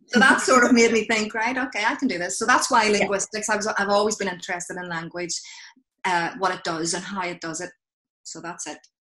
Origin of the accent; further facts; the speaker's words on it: Belfast, Northern Ireland, United Kingdom; accent: Belfast; moved away; my accent is from Belfast